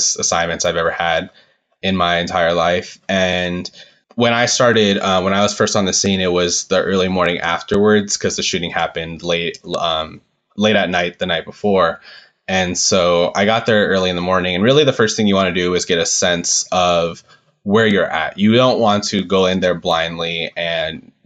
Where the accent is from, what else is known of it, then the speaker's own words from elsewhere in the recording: Southern California, United States; I'm from Southern California and it wasn't far from where I grew up